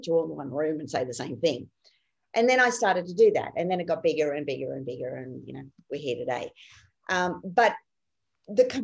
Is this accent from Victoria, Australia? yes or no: no; Rockhampton, Queensland, Australia; also born or lived in Clermont, Queensland; I basically grew up in and around the Rockhampton region on properties all around there